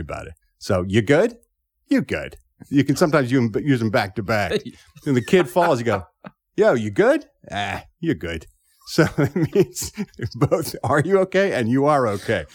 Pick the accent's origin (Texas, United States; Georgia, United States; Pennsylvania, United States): Pennsylvania, United States; Philadelphia; born or raised there; accent: Philly; moved away